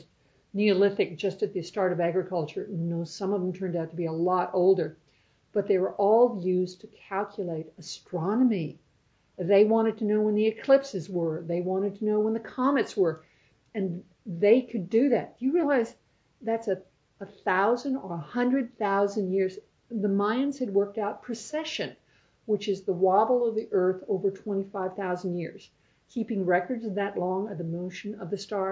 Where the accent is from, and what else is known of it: United States; accent: American; now in New Zealand